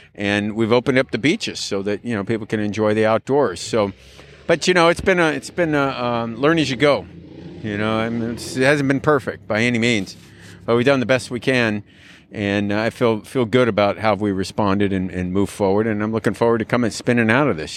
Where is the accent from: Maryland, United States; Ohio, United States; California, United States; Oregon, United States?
California, United States; also born or lived in Dallas, Texas; I was born in Dallas, Texas, and when I was eight years old, we moved out here. So, uh, I'm not a native Californian